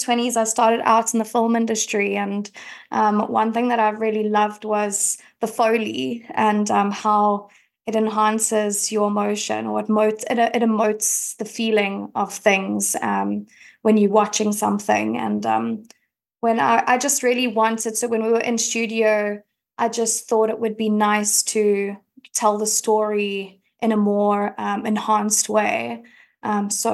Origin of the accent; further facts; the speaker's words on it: Cape Town, Western Cape, South Africa; as you can probably hear, I'm from South Africa, I'm from Cape Town